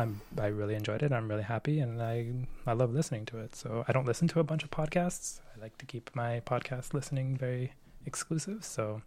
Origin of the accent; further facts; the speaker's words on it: Hamilton, Ontario, Canada; also born or lived in Alberta; I was born and raised in Hamilton, Ontario, mm-hmm. Canada